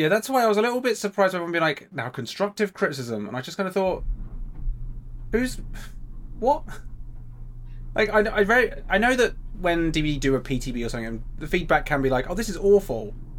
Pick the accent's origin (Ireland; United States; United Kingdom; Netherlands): United Kingdom; England; I'm from England.